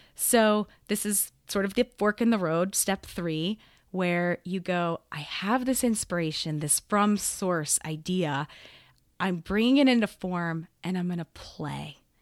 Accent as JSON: {"language": "English", "town": "Gainesville", "region": "Florida", "country": "United States", "tie": "born or raised there", "also_born_or_lived": "Spain", "moved": "yes", "lives_now": "Denver, United States", "said": "I grew up in Gainesville, Florida"}